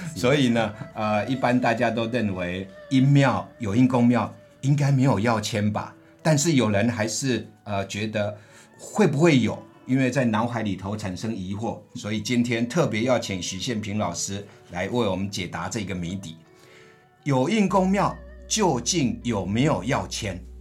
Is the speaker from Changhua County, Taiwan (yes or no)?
yes; Changhua County, Taiwan; moved away; 我的老家在彰化